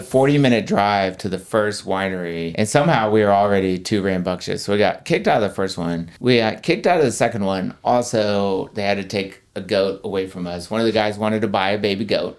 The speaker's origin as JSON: {"language": "English", "region": "Texas", "country": "United States", "moved": "yes", "said": "I was from Texas"}